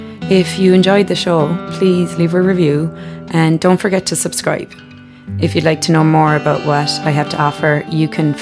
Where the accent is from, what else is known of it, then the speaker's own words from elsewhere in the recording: Ireland; We're Irish.